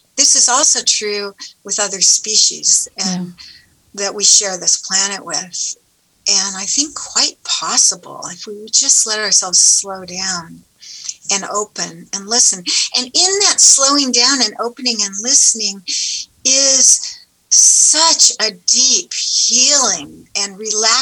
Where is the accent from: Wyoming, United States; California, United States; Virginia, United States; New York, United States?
California, United States; Southern; I grew up in Southern California by the ocean